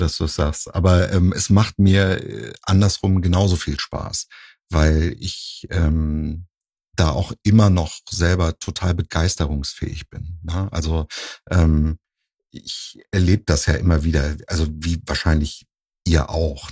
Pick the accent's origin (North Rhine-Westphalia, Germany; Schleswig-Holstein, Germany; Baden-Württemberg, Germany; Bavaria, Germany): Schleswig-Holstein, Germany; Husum; now in Cologne, Germany; ich komme ja ursprünglich aus Nordfriesland, aus Husum.